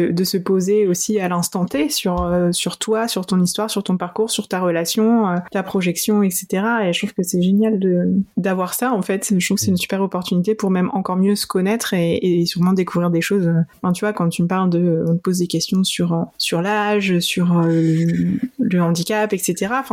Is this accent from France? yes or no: no; Poland; moi, je viens de Pologne